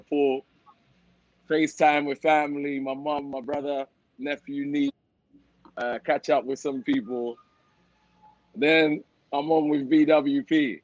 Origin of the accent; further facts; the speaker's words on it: London, United Kingdom; also born or lived in Leeds; now in Miami, United States; South London kid, born in Leeds, but I moved after 2 months.